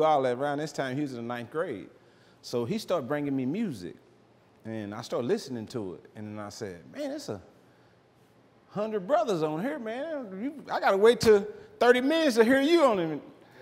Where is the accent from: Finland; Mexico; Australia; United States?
United States; Oklahoma City, Oklahoma; now in Dallas, United States; I grew up in Oklahoma City.